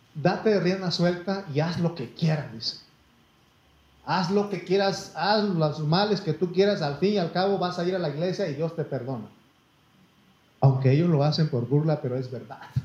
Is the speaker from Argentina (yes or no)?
no; Mexico; soy mexicano hasta me llevo en la sangre y la piel